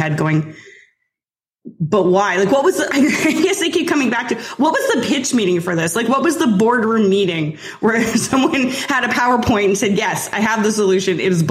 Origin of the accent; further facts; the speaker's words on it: Canada; I'm Canadian